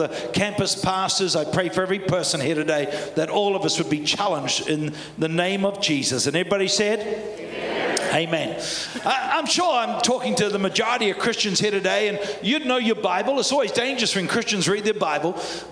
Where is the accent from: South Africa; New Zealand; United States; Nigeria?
New Zealand; accent: Kiwi; my Kiwi accent